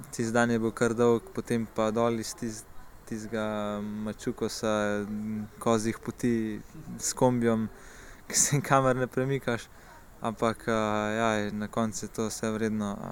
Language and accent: Slovenian; Komenda, Slovenia; prihajam iz Komende